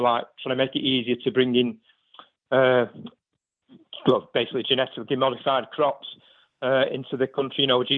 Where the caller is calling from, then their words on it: Salford, North West England, United Kingdom; Not so far from yourself, in sunny Salford, Pimbury.